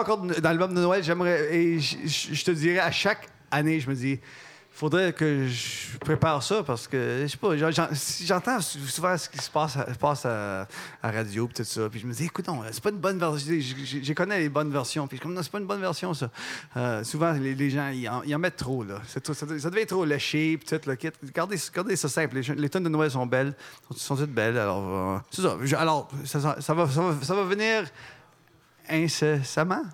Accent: Ontario, Canada; j'ai grandi en Ontario

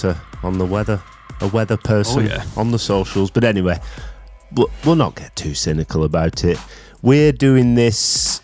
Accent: England, United Kingdom; I'm from England.

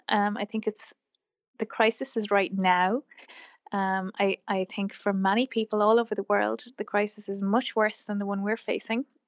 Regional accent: Wexford, Leinster, Ireland; also born or lived in Wicklow, Ireland; I grew up in Wexford, which is the southeast of Ireland, and, um, I grew up on a farm

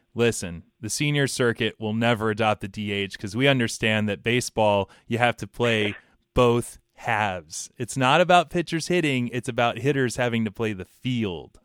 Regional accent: Atlanta, Georgia, United States; my hometown Atlanta

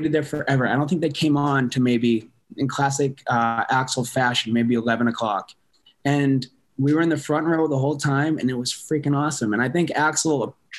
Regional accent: Worcester, Massachusetts, United States; Worcester, born and bred.

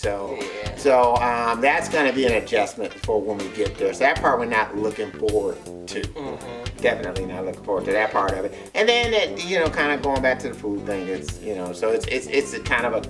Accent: Detroit, Michigan, United States; we're from Detroit, so we're from an urban area

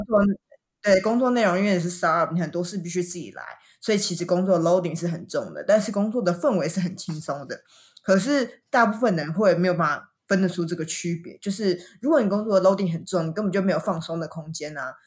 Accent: Taiwan; also born or lived in Japan; 我们都台湾人这么辛苦在日本上班

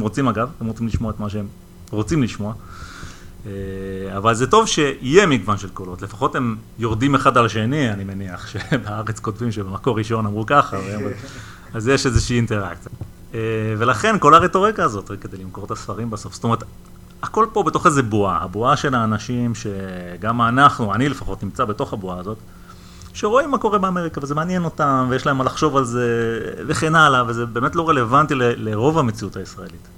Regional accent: Israel; אנחנו כילדים שגדלנו בישראל

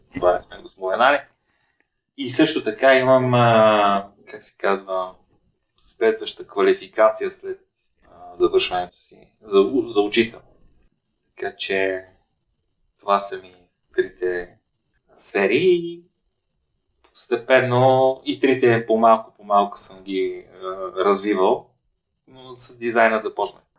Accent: Ruse, Ruse Province, Bulgaria; университета в, в моя роден град

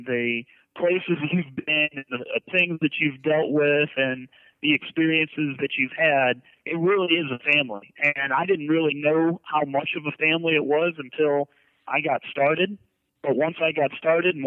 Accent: Ohio, United States; now in Miami, United States; I was from Ohio

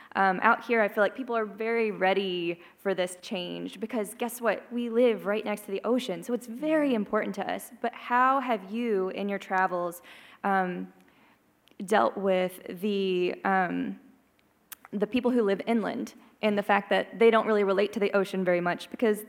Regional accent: Nashville, Tennessee, United States; also born or lived in Pacific Northwest; now in Oregon, United States; I'm from Nashville.

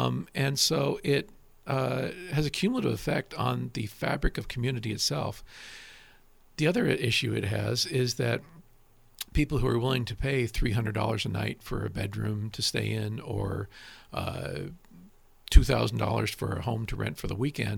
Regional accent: Fresno, California, United States; also born or lived in Yolo County / Tulare County; now in Napa, United States; I grew up was born and raised in Fresno, which is itself in an agricultural area.

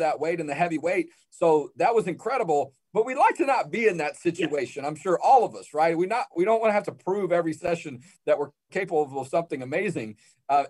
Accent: Houston, Texas, United States; I'm originally from Houston

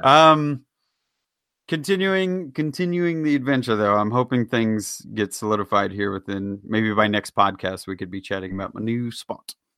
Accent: Kansas City, Missouri, United States; moved away; my hometown team

